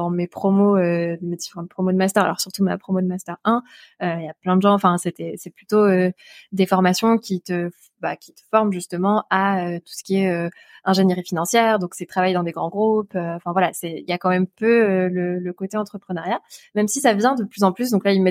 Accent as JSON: {"language": "French", "town": "Albi", "region": "Occitania", "country": "France", "tie": "born there", "lives_now": "Montpellier, France", "said": "je suis née à Albi, euh, qui, est, qui, donc une jolie ville dans le sud-ouest euh, de la France, à côté de Toulouse, pour ceux qui connaissent pas."}